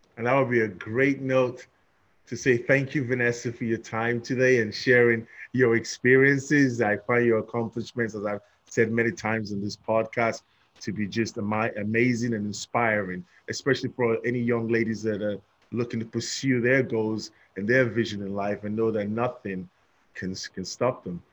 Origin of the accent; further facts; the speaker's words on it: London, United Kingdom; I'm from London, England